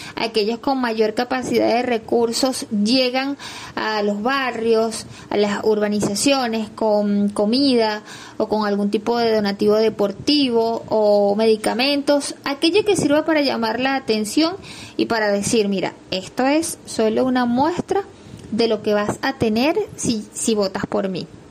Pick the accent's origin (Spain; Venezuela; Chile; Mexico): Venezuela; los venezolanos decimos